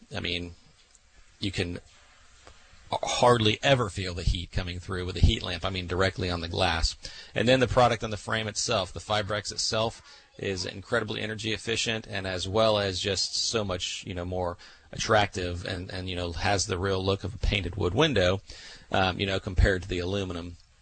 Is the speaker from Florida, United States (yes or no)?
yes; Central Florida, United States; I'm from the Central Florida area